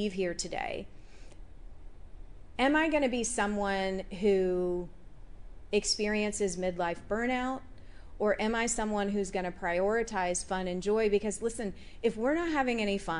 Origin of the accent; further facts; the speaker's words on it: United States; being an American woman in that culture